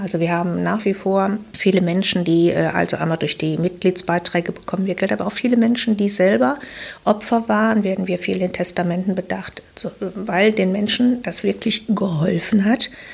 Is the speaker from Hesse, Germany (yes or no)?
no; Wuppertal, North Rhine-Westphalia, Germany; ich bin geboren in Wuppertal. Ich habe die Schule in Wuppertal besucht